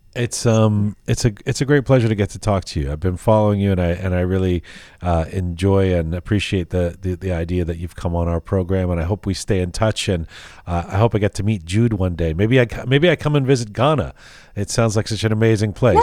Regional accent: Canada; I'm actually from Canada

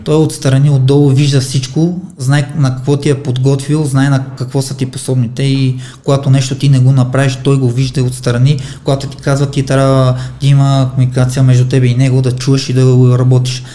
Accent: Armenia; now in Bulgaria; Роден съм в Армения, аз съм тук един чужденец, не съм българин

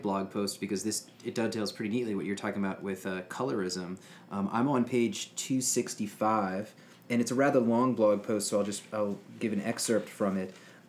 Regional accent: New Orleans, Louisiana, United States; moved away; I'm from New Orleans

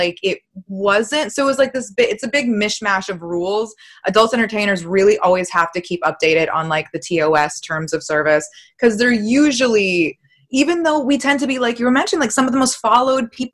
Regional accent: Massachusetts, United States; I'm from Massachusetts.

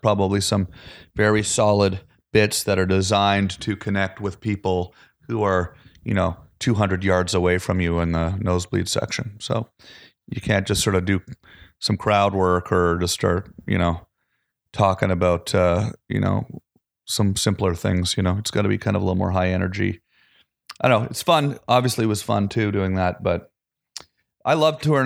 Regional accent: Canada; moved away; I'm Canadian, like, I grew up playing hockey

